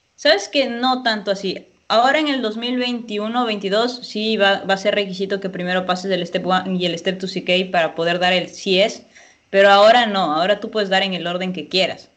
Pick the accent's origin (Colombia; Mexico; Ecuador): Ecuador; moved away; yo soy de Ecuador